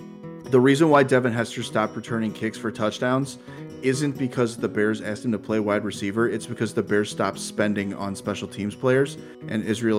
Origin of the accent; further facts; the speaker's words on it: Winnipeg, Manitoba, Canada; I'm from Winnipeg, you idiot.